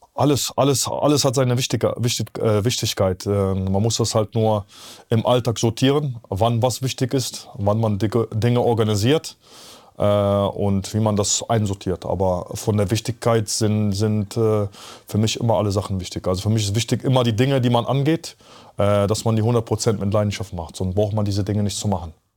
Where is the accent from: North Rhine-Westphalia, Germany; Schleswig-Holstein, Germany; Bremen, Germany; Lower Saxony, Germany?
North Rhine-Westphalia, Germany; Bergheim; also born or lived in Poland / Zabrze, Poland; ich komme ja aus Polen, hier geboren, mit der Familie rübergekommen